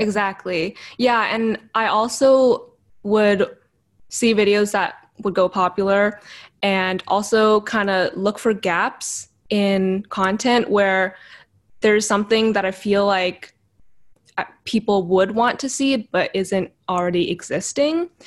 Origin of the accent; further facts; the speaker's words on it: Vancouver, British Columbia, Canada; I was born and raised in Vancouver, in Canada, which is where I am currently